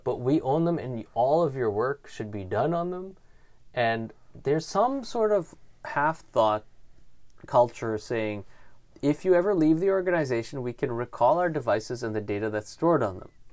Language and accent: English; Canada; being Canadian